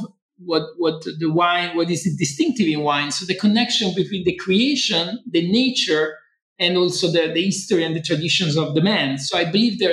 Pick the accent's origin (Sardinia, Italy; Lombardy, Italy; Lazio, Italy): Lazio, Italy; Rome; I was born in Rome indeed, and I grew up in Rome mostly of my young days